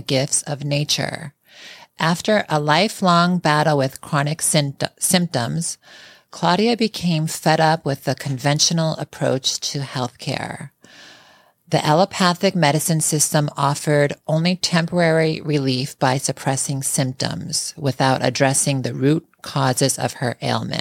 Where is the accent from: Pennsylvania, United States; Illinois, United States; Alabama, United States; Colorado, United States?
Illinois, United States; Chicago; we were both born and raised in Chicago.